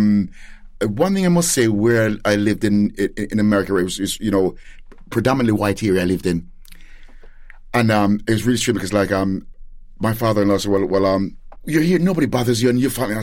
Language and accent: English; Gloucester, South West England, United Kingdom; moved away as an adult; also born or lived in Jamaica; now in United States; I was born in Jamaica, brought up and went to school in Gloucester